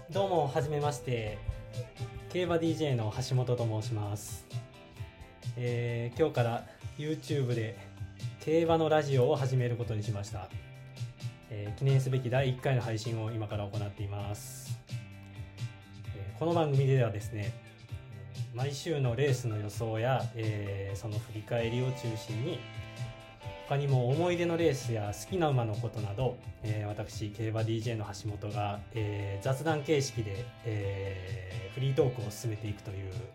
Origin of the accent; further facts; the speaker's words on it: Kyoto, Japan; 出身は京都、えー、京都ですで現在も京都に住んでいて